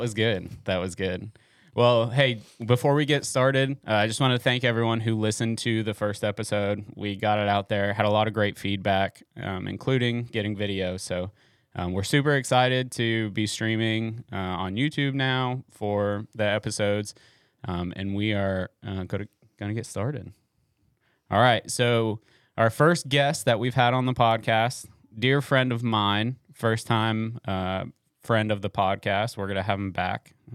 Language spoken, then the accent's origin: English; Florida, United States; moved away; I grew up in Florida